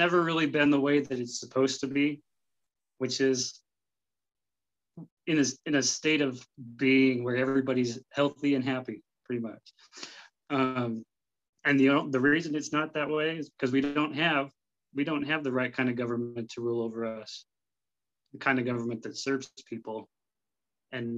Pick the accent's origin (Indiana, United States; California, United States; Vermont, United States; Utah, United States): Utah, United States; Salt Lake City; I grew up in Salt Lake City, Utah